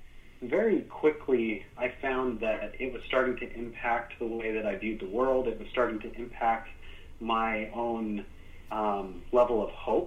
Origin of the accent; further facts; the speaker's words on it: Utah, United States; I was born in Utah